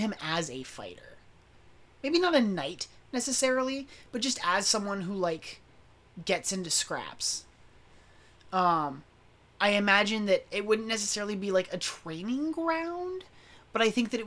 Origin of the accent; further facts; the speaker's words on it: the South, United States; I grew up in the South